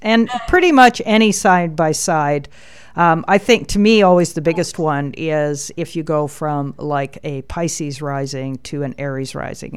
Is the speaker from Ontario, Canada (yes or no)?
no; Alberta, Canada; I was born in Alberta.